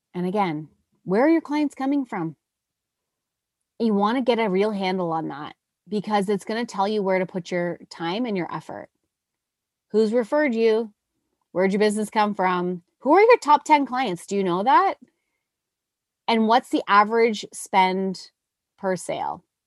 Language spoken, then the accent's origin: English; Nova Scotia, Canada; moved away; I'm from Nova Scotia